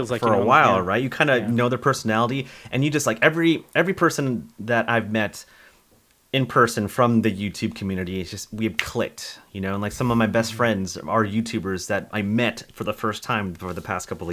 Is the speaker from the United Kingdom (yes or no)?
no; California, United States; now in McKinney, United States; I'm from California